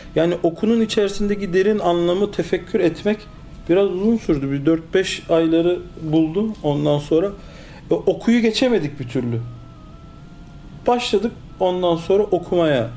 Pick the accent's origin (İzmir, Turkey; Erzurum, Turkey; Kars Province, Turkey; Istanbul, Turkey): Istanbul, Turkey; also born or lived in Cologne, Germany; 1971 Köln Almanya doğumluyum. 6 yaşına kadar Almanya'da kaldım. Ondan sonra Türkiye'ye geldim. İlk öğretim, orta öğretim İstanbul'da tamamladım.